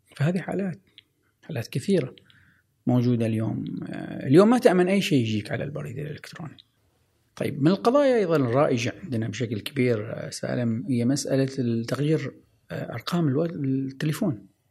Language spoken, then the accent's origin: Arabic; Oman; عندنا في عمان